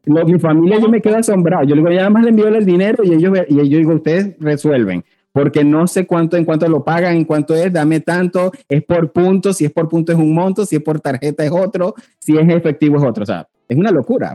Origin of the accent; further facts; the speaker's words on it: Venezuela; moved away as an adult; also born or lived in Panama; como un venezolano o como nos llaman por ahí un veneco más